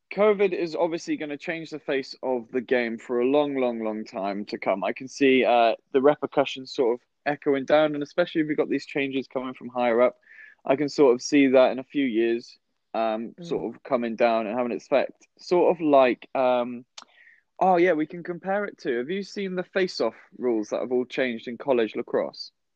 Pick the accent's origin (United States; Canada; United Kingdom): United Kingdom; West Wales; moved away; I'm from a really, really tiny town um, mm. over in West Wales.